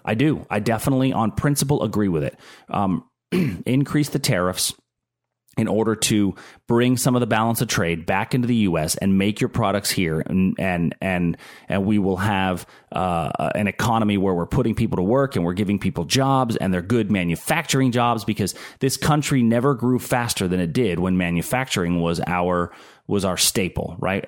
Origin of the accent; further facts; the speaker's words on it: Pittsburgh, Pennsylvania, United States; I'm from Pittsburgh. I'm a Pittsburgh guy.